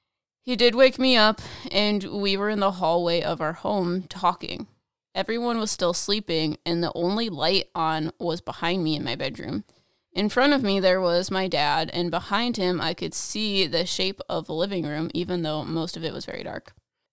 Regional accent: Italy; I'm from Italy.

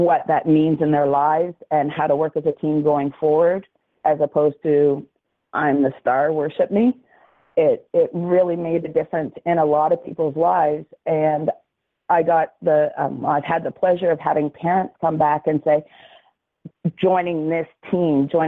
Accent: Dartmouth, Nova Scotia, Canada; now in Halifax, Canada; I grew up here in Nova Scotia, born and raised in Dartmouth, and I live in Halifax

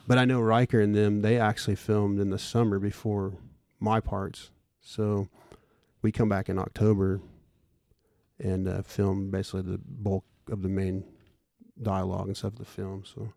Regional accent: Bartlesville, Oklahoma, United States; also born or lived in Claremore, Oklahoma; I was born in Claremore and basically grew up, lived in Bartlesville my whole life

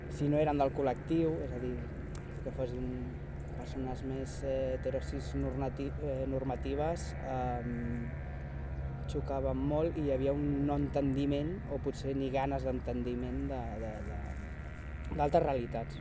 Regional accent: Sabadell, Catalonia, Spain; nascut a Sabadell i he viscut a Sabadell gairebé tota la meva vida.

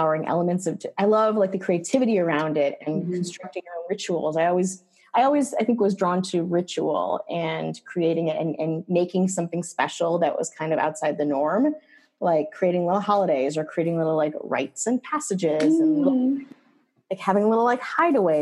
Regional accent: rural Wisconsin, United States; I grew up in Wisconsin. Wisconsin, Jew in rural Wisconsin

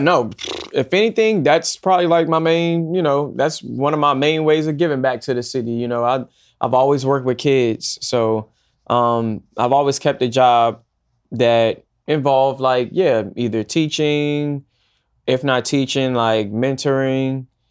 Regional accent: Woodbridge, Virginia, United States; now in New York, United States; I'm from Northern Virginia, a town called Woodbridge, and a section in Woodbridge called Dale City.

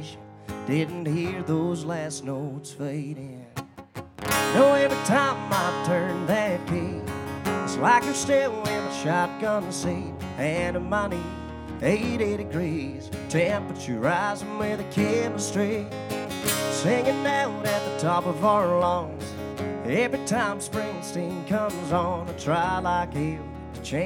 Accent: Scotland, United Kingdom; moved away; I'm not from around here. I'm from Scotland

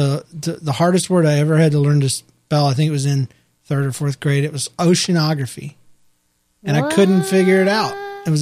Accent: Victoria, Australia; We're from Victoria, Australia, and cool. We love listening to your show.

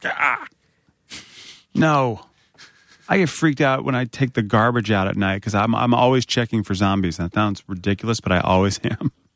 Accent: Northern Virginia, United States; I grew up in Northern Virginia

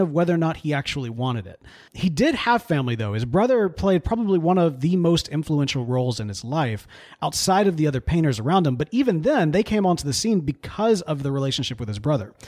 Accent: the Bible Belt, United States; we grew up in the Bible Belt

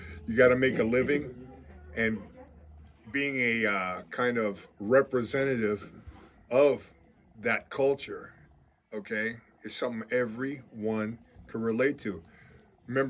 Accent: Miami, Florida, United States; I've been a fan since I'm 8 years old watching wrestling on TV, growing up in Miami

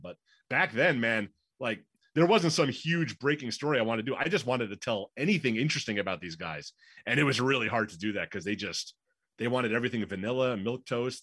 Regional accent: New York, United States; moved away as an adult; also born or lived in Pittsburgh / Northwest Indiana; now in Chicago, United States; I'm from New York.

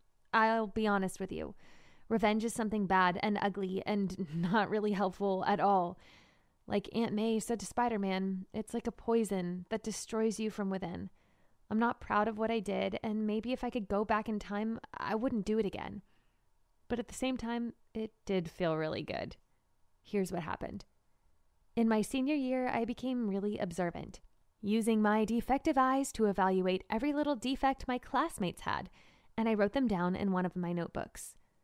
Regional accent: Marshalltown, Iowa, United States; born or raised there

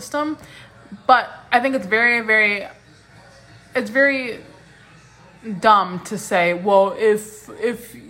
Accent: United States; I'm an American

